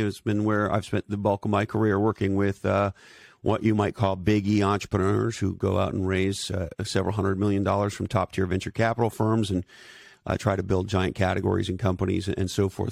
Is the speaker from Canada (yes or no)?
yes; Canada; also born or lived in Silicon Valley; now in Santa Cruz, United States; I'm originally from Canada. I live in Santa Cruz, California today